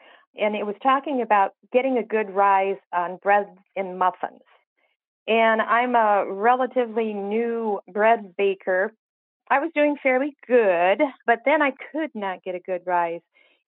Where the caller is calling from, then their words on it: Kalamazoo, Michigan, United States; I'm from Kalamazoo, Michigan.